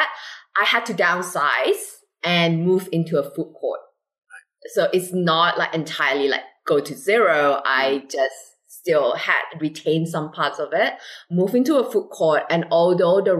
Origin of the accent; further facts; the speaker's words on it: Malaysia; now in Singapore; I'm originally from Malaysia